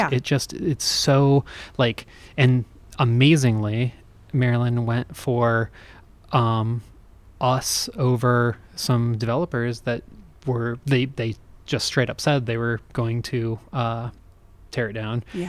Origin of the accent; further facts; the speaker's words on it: Denver, Colorado, United States; also born or lived in California; I was conceived and raised in Denver. I was born in California